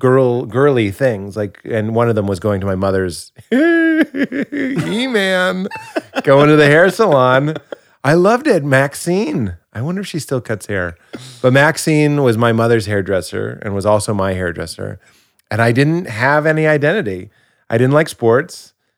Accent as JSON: {"language": "English", "town": "Boston", "region": "Massachusetts", "country": "United States", "said": "I'm from Boston, and it's an area that has a lot of identity."}